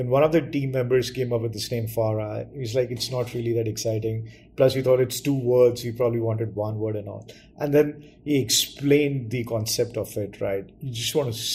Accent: New Delhi, Delhi, India; I grew up and studied in New Delhi.

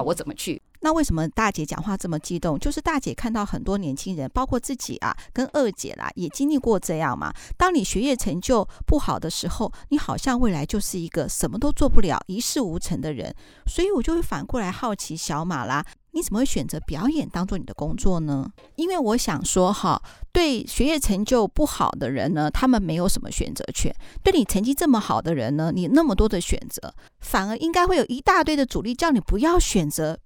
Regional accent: Taiwan; 我觉得我们台湾好棒哦！我们台湾怎么有这么棒的作品？我们台湾的演员，我们台湾的年轻人怎么这么这么这么这么棒？

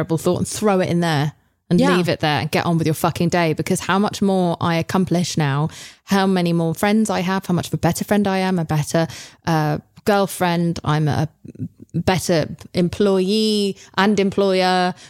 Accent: England, United Kingdom; I'm English.

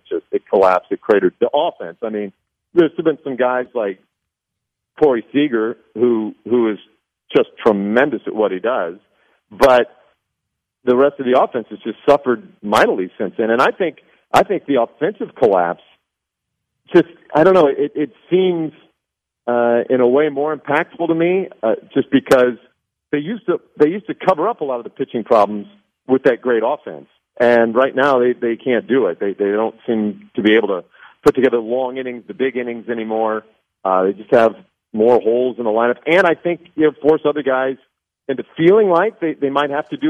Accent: Nebraska, United States; moved away; I grew up in Nebraska

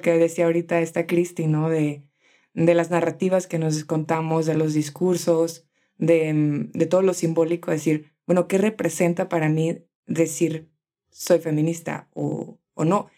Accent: Tijuana, Baja California, Mexico; now in Guadalajara, Mexico; soy de Tijuana, pero vivo ahora mismo en Guadalajara

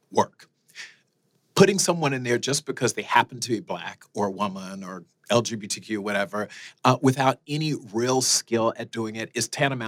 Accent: South Florida, United States; moved away as an adult; also born or lived in Fort Lauderdale / Iowa; I grew up in South Florida

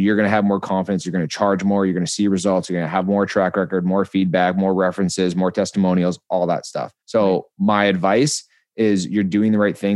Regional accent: British Columbia, Canada; also born or lived in Calgary, Alberta; Born in Calgary, moved to British Columbia when I was 6

